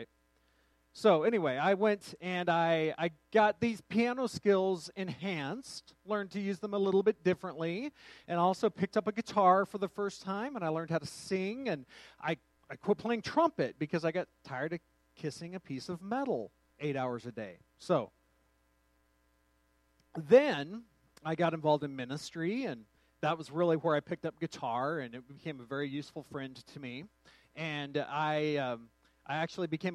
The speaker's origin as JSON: {"language": "English", "town": "Truth or Consequences", "region": "New Mexico", "country": "United States", "tie": "born or raised there", "said": "my hometown of Truth or Consequences, New Mexico"}